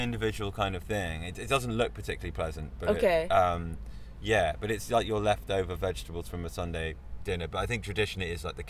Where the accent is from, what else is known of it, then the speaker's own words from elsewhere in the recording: West Country, South West England, United Kingdom; now in London, United Kingdom; I'm from the West Country, which is in the bottom end of the UK.